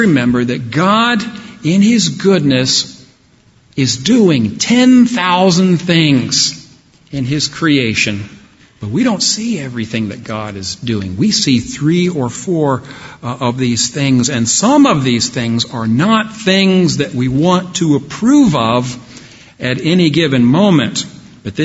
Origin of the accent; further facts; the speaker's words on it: Dallas, Texas, United States; I grew up in Dallas, Texas in the 1970s